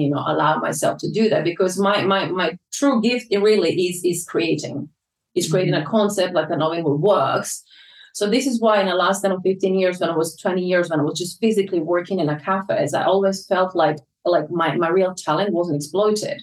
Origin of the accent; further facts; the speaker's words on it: Croatia; also born or lived in London, United Kingdom; now in Ibiza, Spain; I lived through that in my hometown in 1991